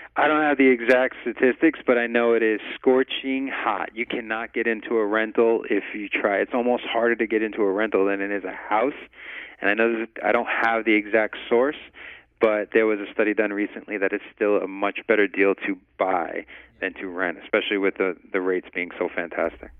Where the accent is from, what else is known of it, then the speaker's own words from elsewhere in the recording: New York, United States; now in Las Vegas, United States; I'm originally a New Yorker